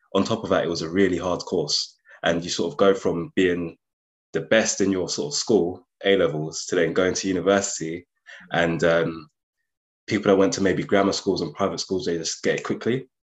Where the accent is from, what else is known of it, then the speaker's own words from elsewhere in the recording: London, United Kingdom; moved away as an adult; also born or lived in Nottingham; I'm originally from London, so that was a big jump moving from London to Nottingham